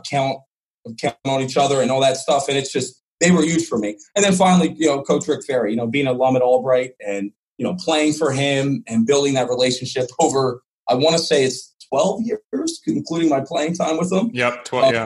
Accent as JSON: {"language": "English", "town": "Levittown", "region": "Pennsylvania", "country": "United States", "tie": "born or raised there", "also_born_or_lived": "Reading, Pennsylvania", "said": "I grew up right outside Northeast Philly for all those people. I'm not going to say I'm from Northeast Philly because I know that's a touchy subject around Philadelphia, so Levittown."}